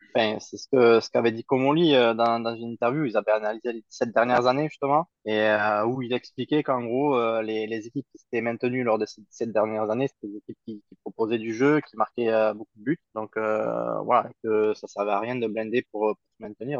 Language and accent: French; Toulouse, Occitania, France; je suis né à Toulouse, je suis euh, toulousain pur souche